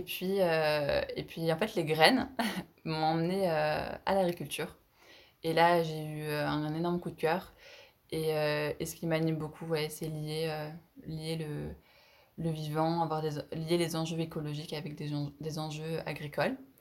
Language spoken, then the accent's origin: French; Isère, Auvergne-Rhône-Alpes, France; je suis originaire d'Isère